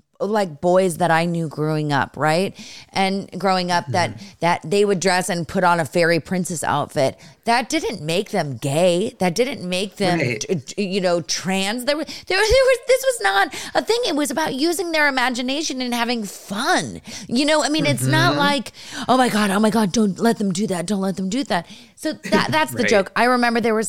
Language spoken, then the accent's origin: English; Los Altos, California, United States; I'm originally from San Francisco, like with the Bay Area. So I'm from Los Altos area.